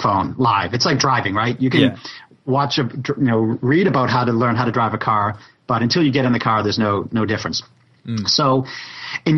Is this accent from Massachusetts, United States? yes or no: yes; Boston, Massachusetts, United States; I grew up in Boston